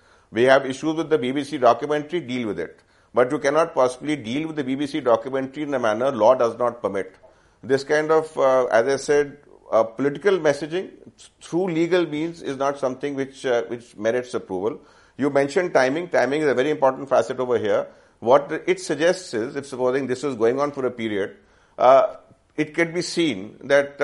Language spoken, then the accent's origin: English; India; as an Indian, as a right-thinking Indian